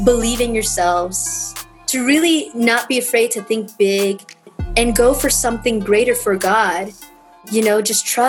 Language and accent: English; Los Angeles, California, United States; born in East LA. I was born in East